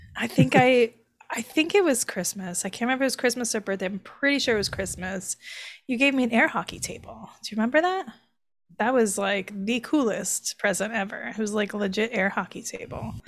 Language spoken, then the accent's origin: English; the South, United States; now in New York City, United States; I'm from the South.